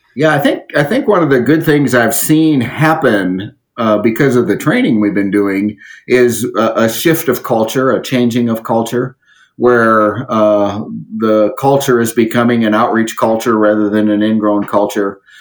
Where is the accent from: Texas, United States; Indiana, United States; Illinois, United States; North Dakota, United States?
North Dakota, United States; area around Jamestown; moved away; I'm back in an area that I grew up in, mm-hmm. and uh, not too far from my hometown